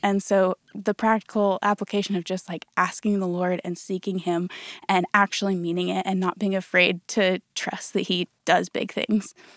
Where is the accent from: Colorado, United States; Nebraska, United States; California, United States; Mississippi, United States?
Colorado, United States; moved away as an adult; now in Dallas, United States; I'm from Colorado originally